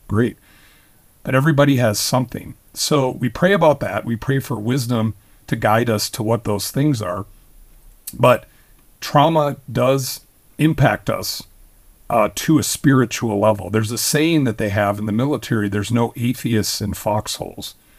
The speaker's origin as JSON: {"language": "English", "region": "Minnesota", "country": "United States", "tie": "born or raised there", "said": "I was born and raised, I was born in Minnesota"}